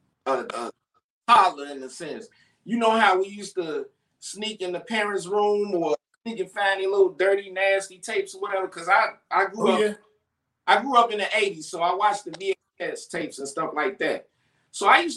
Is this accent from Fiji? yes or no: no; Chicago, Illinois, United States; I'm from Chicago, Illinois